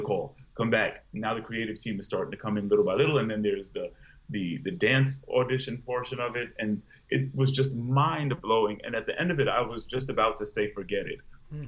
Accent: Long Island, New York, United States; I grew up in Long Island. I'm a first-generation American

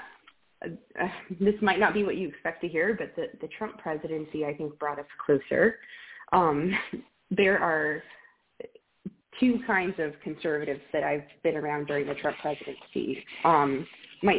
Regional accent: Colorado and Oklahoma, the West, United States; moved away as an adult; also born or lived in Ohio; now in Norman, United States; I'm from the West. I grew up in Colorado and Oklahoma.

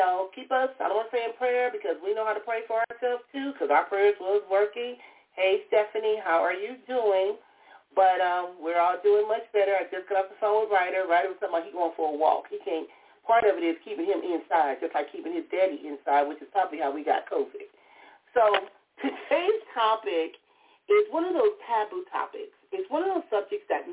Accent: Compton, California, United States; growing up in Compton

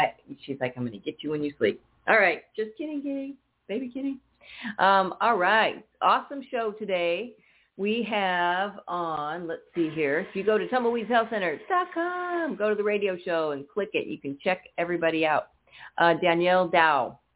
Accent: Northern California, United States; moved away; I grew up in Northern California

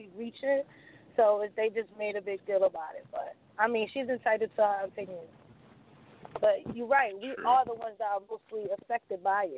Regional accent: New York City, New York, United States; now in Bronx, United States; No, the fuck I'm not from the Bronx. I'm from Brooklyn.

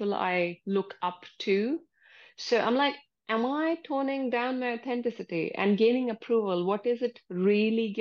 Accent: India; moved away as an adult; now in United Kingdom; I come from India originally.

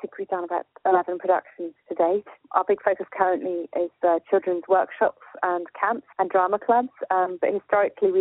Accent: Chapelizod, Leinster, Ireland; I'm from Chapel Izzard, which is a small village for about 3 miles from Dublin City Centre, which is near my home, which I just adore.

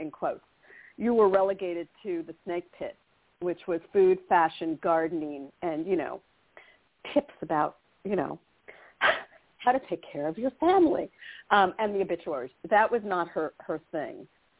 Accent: New York, United States; moved away; also born or lived in Los Angeles; I grew up in New York

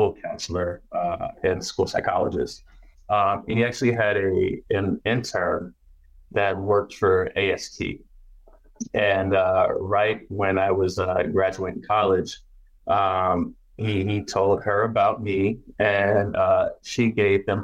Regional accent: Baton Rouge, Louisiana, United States; moved away; also born or lived in California; I'm Southern born. I was born in Baton Rouge, Louisiana. And we moved to California like in the late 80s. But I was still Southern raised, man.

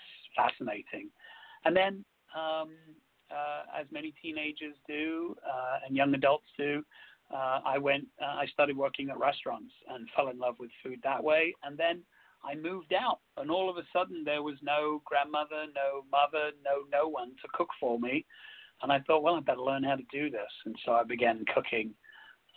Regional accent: London, United Kingdom; where I grew up in London, there were lots of families from different areas

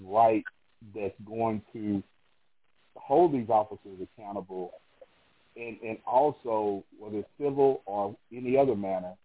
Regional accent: New Mexico, United States; my home state of New Mexico

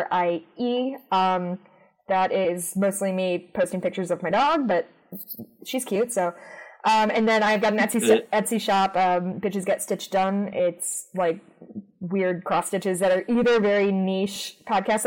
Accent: Chicago, Illinois, United States; I grew up in the suburbs of Chicago

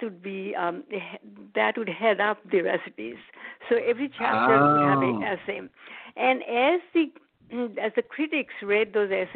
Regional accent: India; moved away as an adult; now in United States; I was born in India, and I came to the U.S. to study, and I stayed afterwards.

